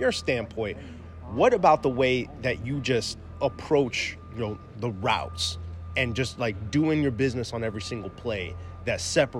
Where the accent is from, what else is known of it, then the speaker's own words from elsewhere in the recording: Midwest, United States; moved away; I'm from the Midwest originally though.